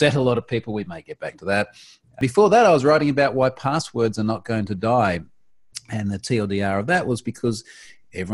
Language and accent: English; Australia; Independent Australian.